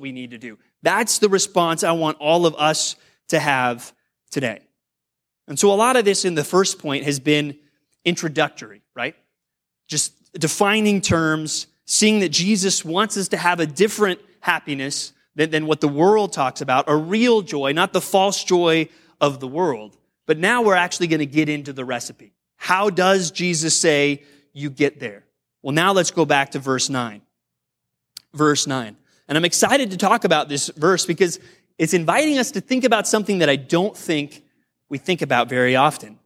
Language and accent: English; United States